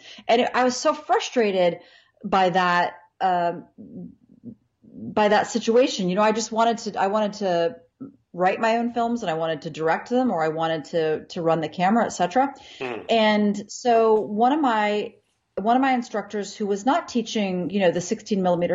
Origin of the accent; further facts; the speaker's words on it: Ohio, United States; I grew up in Ohio, outside of a city